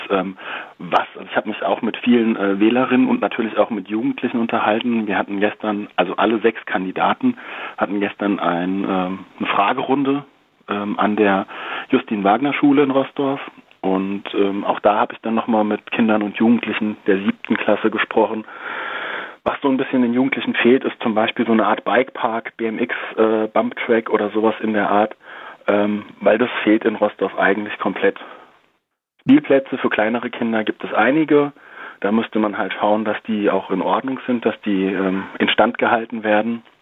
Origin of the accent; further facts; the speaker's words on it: Darmstadt, Hesse, Germany; born there; Ich bin ja in Darmstadt geboren